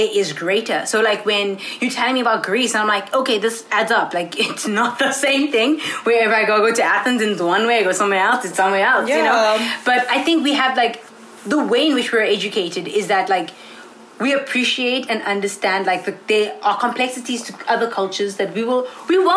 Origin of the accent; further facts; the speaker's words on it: South Africa; moved away as an adult; now in Ithaca, United States; I'm from South Africa